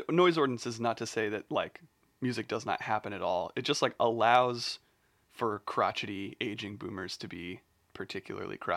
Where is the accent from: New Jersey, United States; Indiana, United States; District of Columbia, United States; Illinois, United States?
Indiana, United States; Bloomington; I'm just from Bloomington.